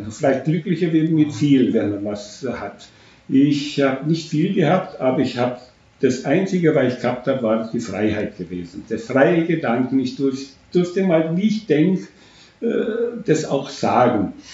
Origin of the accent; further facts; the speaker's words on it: Romania; now in Germany; das Dorf, wo ich ja. aufgewachsen bin, mein Elternhaus, wo ich bis heutzutage noch, äh, wenn ich äh, auf Besuch bin, das muss ich sehen.